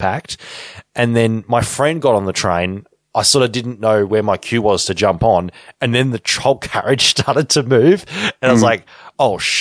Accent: Deniliquin, New South Wales, Australia; now in Victoria, Australia; my hometown

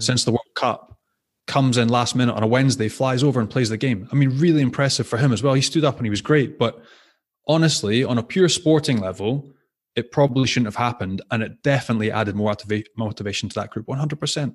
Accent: Scotland, United Kingdom; as a Scot

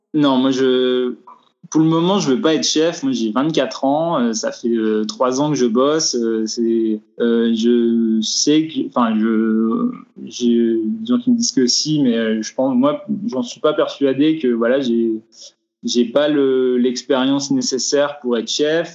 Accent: Vosges, Grand Est, France; now in Strasbourg, France; je viens des Vosges, je viens d'un coin où il n'y a pas d'audiovisuel

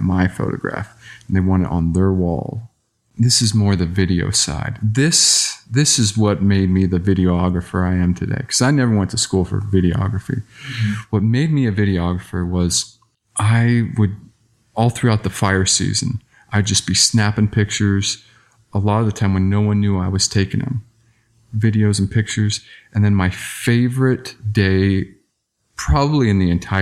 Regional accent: Southern Arizona, United States; I grew up in Southern Arizona

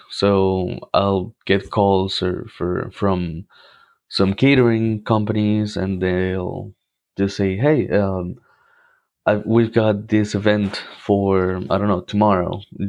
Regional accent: Cartagena, Bolívar, Colombia; of course. I'm from Colombia. I'm from Cartagena. That's one of the most important and historical cities in Colombia.

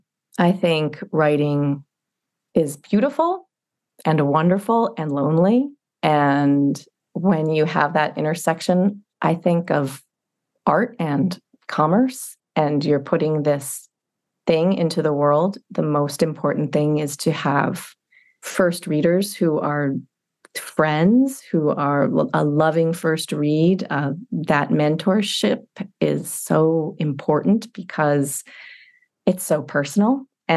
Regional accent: Rhode Island, United States; also born or lived in Panama; So I was a military kid and I grew up kind of Panama, Rhode Island, you know, anywhere he was stationed.

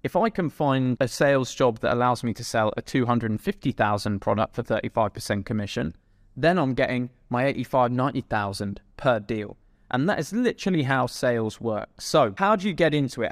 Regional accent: England, United Kingdom; I'm from England

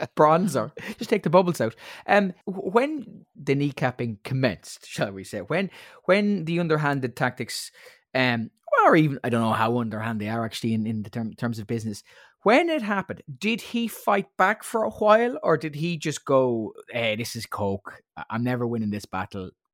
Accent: Ireland; as an Irish person

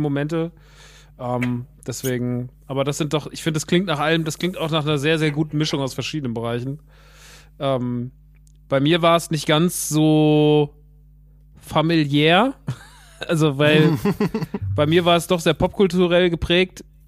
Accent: Rodgau, Hesse, Germany; moved away; der im Rottgau ist, in meiner alten Heimat

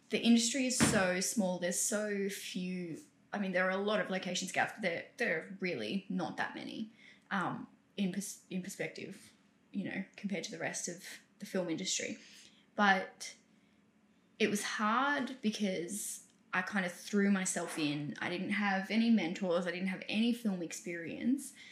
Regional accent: South Africa; South Africa.

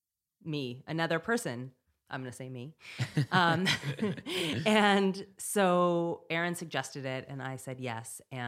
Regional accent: Montana, United States; moved away; we grew up in Montana with no internet

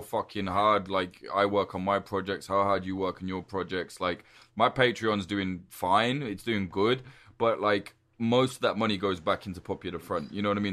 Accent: United Kingdom; I'm British.

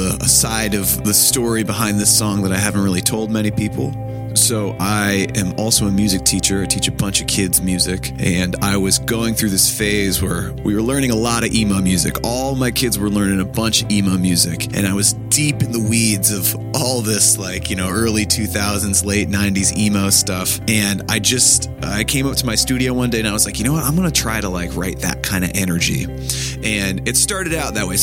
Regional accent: Connecticut, United States; I'm from Connecticut

